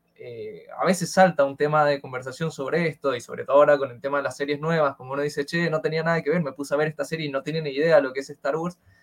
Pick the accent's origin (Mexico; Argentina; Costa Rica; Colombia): Argentina; estamos los pobres ah, argentinos